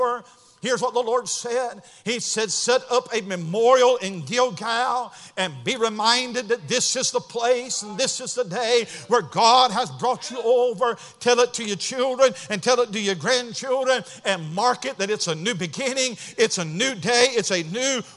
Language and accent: English; Cleveland, Ohio, United States; I was born June 2nd, 1969, Lutheran Hospital in Cleveland, Ohio.